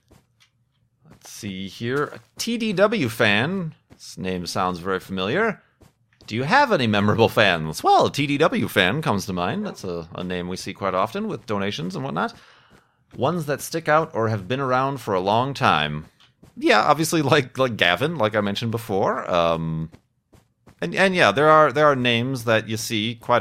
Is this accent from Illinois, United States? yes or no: yes; Chicago, Illinois, United States; moved away; I'm from Chicago. That's kind of an identifying factor for me.